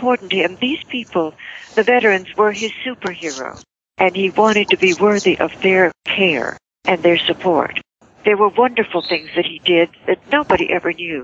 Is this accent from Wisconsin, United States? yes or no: no; West Columbia, Texas, United States; moved away as an adult; also born or lived in Hollywood; I'm from Texas, West Columbia, Texas